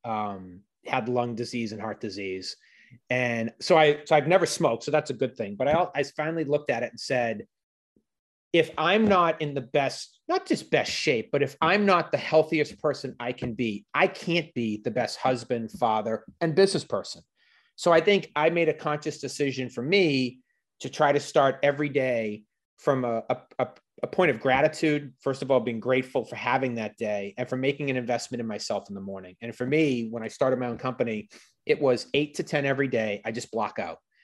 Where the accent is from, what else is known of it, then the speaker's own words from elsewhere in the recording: Boston, Massachusetts, United States; I was from Boston.